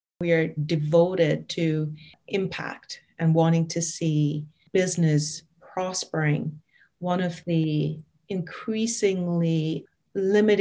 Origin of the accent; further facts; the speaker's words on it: Kingston, Jamaica; now in Kingston, Canada; I was born in Kingston, Jamaica, and I'm now here living in Kingston, Ontario, Canada. And I've been here for 30 years.